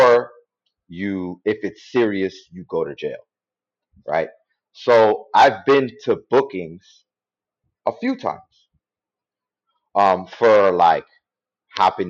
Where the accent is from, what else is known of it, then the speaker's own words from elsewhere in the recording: New York City, New York, United States; I'm from the Bronx and I used to be in the streets.